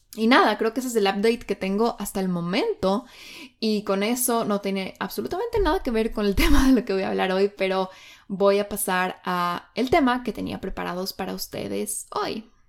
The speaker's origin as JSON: {"language": "Spanish", "town": "Quito", "region": "Pichincha", "country": "Ecuador", "moved": "as an adult", "lives_now": "Bali, Indonesia", "said": "yo soy de Quito, Ecuador, y ahora estoy viviendo en Bali, Indonesia"}